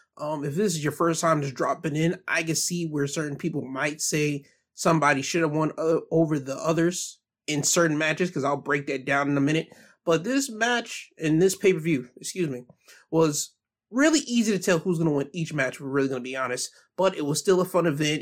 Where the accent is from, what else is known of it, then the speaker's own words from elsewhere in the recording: United States; being an American